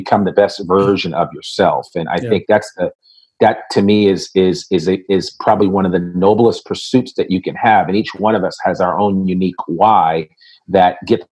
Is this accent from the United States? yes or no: yes; Richmond, Virginia, United States; I was born in Richmond, Virginia